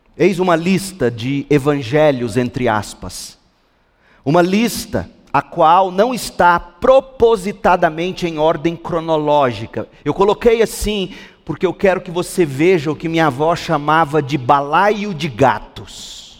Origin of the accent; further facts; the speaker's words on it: Goiás, Brazil; Eu sou goiano